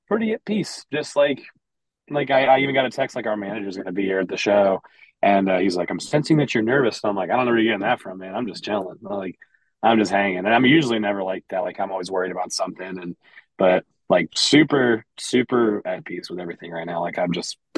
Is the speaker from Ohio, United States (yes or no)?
yes; Lima, Ohio, United States; now in Columbus, United States; I grew up in a small, Midwestern Ohio town. Like we're from Columbus, but I'm from a little town about northwest of here called Lima